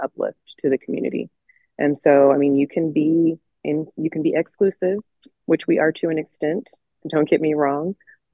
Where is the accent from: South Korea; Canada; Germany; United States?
United States; Layton, Utah; I'm a lifelong, Utah resident, born and raised here